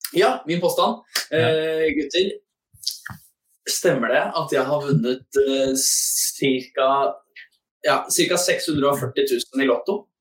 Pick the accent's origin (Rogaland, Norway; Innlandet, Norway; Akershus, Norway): Akershus, Norway; Asker; i Asker, der jeg vokste opp